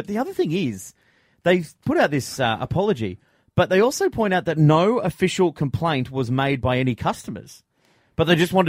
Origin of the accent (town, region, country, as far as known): Sydney, New South Wales, Australia; born or raised there; also born or lived in London